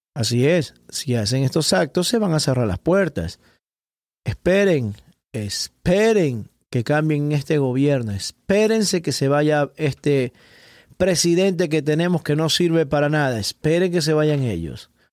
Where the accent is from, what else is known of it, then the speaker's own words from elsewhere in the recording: Ecuador; now in Miami, United States; soy ecuatoriano y llegué a este país, a los Estados Unidos